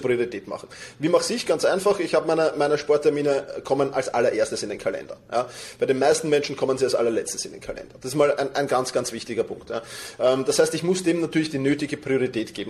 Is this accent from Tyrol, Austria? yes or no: no; Vienna, Austria; woher komme ich? Aus Wien.